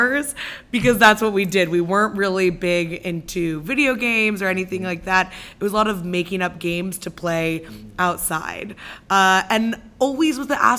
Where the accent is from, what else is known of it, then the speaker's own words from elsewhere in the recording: Darnestown, Maryland, United States; I grew up in Darnestown, Maryland.